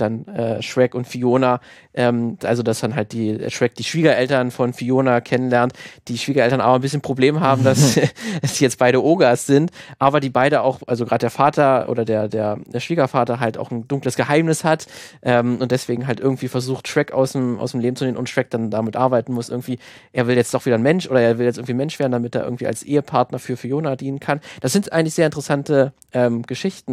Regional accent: Germany; gerade als Deutscher, der die Grimms Märchen immer natürlich als Kind auch äh, vorgelesen bekommen hat

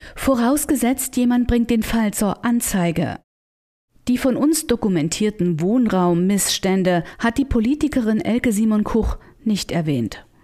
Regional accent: Germany; Ich bin in der DDR groß geworden.

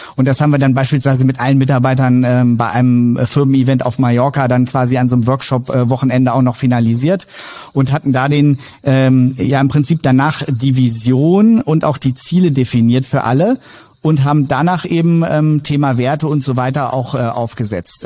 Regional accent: Wolfenbüttel, Lower Saxony, Germany; Bin ähm, gebürtiger Wolfenbüttler

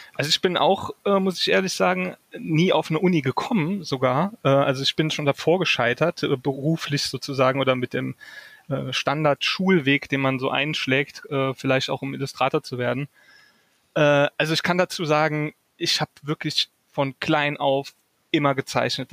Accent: Saarland, Germany; now in Wiesbaden, Germany; ich komme ursprünglich aus dem Saarland. Das war mhm. äh, in, in Burbach

